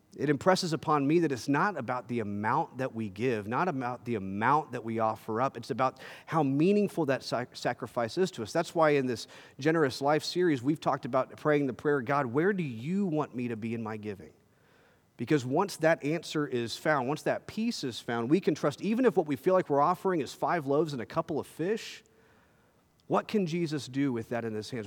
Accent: Texas, United States; as a Texan

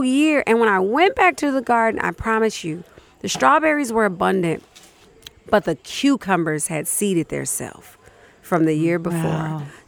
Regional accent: Chicago, Illinois, United States; moved away as an adult; now in Minnesota, United States; I'm from Chicago

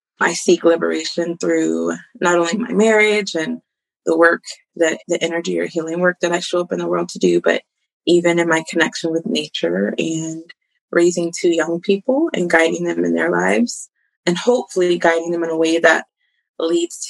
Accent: Colorado, United States; I grew up in Colorado

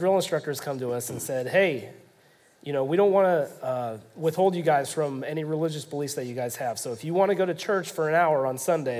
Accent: Kansas City, United States; I grew up here in Kansas City, and my parents attend and still do to this day a Methodist church that they took us to on nearly a weekly basis.

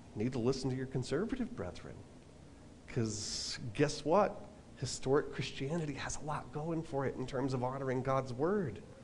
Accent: Long Island, New York, United States; moved away; back when I was a kid, I was like eight years old, um, back when I lived on Long Island

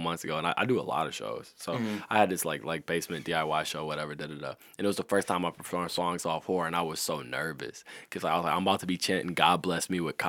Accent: Detroit, Michigan, United States; I'm a nigga from Detroit. I grew up on the west side of Detroit

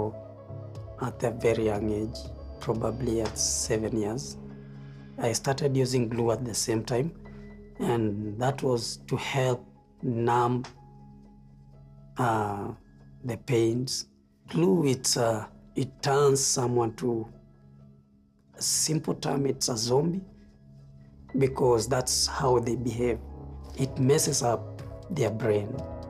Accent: Nairobi, Kenya; I'm from Kenya. I grew up in the streets of Nairobi

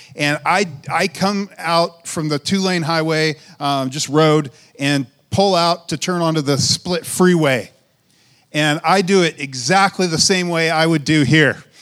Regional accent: United States; For us in America

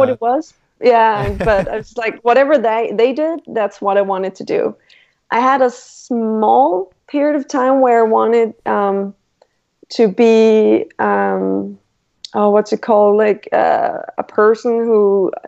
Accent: Randers, Central Denmark Region, Denmark; now in Copenhagen, Denmark; I'm from Denmark and I live in Copenhagen right now, but I grew up in a smaller town called Randers in Jutland

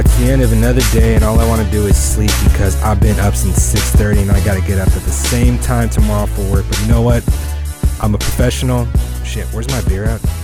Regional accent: East Bay, California, United States; I'm from the East Bay

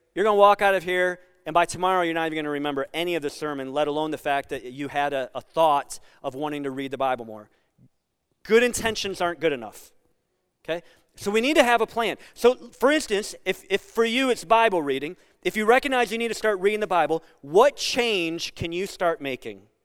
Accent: Sandusky, Ohio, United States; I grew up on Camp Street in Sandusky.

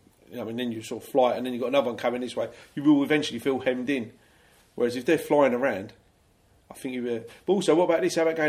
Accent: London, United Kingdom; I'm from Stockwell

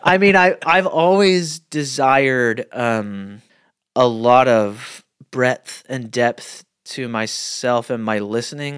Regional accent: Muskogee, Oklahoma, United States; I grew up in a Muskogee, Oklahoma.

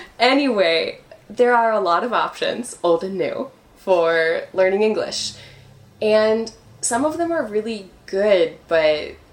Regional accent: United States; moved away as an adult; now in Chile; We're both from the United States

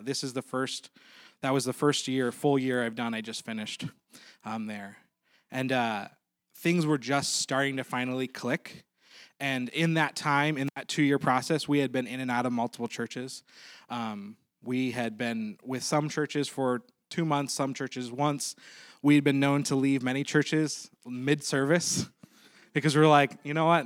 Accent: Maplewood, United States; we're actually from Maplewood

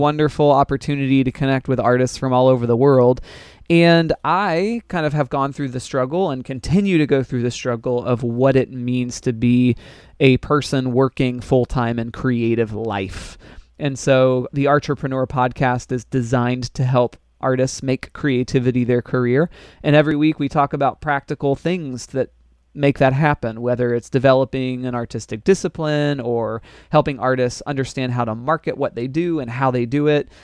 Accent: Orlando, Florida, United States; I was born in Orlando, Florida

